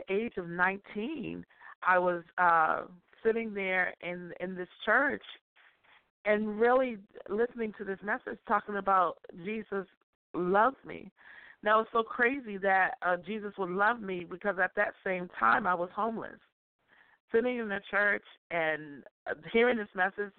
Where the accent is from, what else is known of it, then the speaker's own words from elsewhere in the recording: Boston, Massachusetts, United States; I grew up in Dorchester, Massachusetts